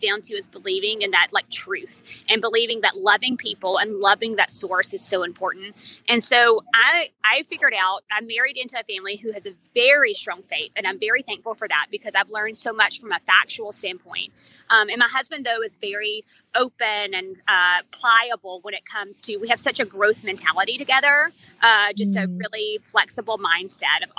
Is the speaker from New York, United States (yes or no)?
no; Birmingham, Alabama, United States; I am Birmingham, Alabama, born and raised